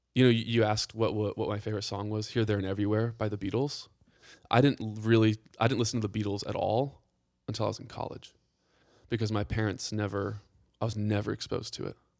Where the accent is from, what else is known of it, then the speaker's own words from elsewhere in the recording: Atlanta, Georgia, United States; also born or lived in Carnesville, Georgia; I'm from Atlanta. Yep. I, I grew up outside the city first ten years, and then my dad wanted land, and so he moved the entire family up to Northeast Georgia